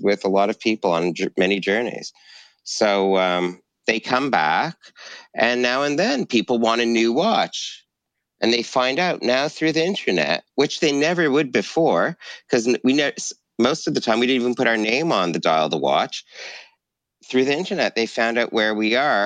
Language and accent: English; Montreal, Quebec, Canada; I grew up in Montreal